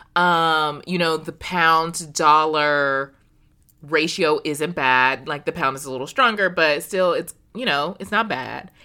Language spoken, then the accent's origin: English; United States; as an American woman